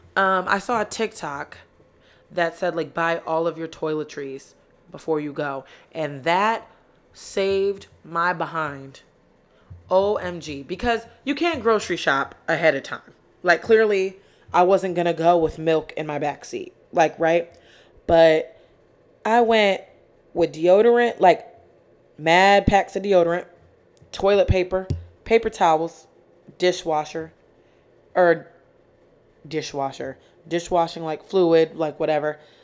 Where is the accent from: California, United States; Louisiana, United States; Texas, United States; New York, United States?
New York, United States; Rochester; moved away as an adult; now in Philadelphia, United States; from Rochester, New York, 'cause I know a lot of people from my hometown are gonna be listening to this